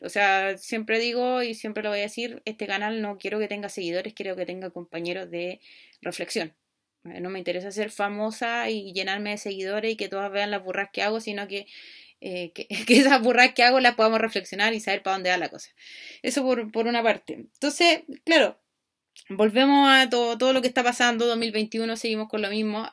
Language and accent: Spanish; Chile; Acá en Chile